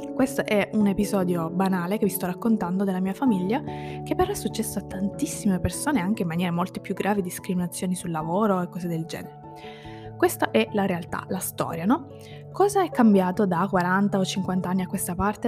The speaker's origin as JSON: {"language": "Italian", "area": "province of Ragusa", "region": "Sicily", "country": "Italy", "tie": "born or raised there", "moved": "as an adult", "said": "io sono di quella provincia, cioè io ho vissuto lì la maggior parte della, della mia vita"}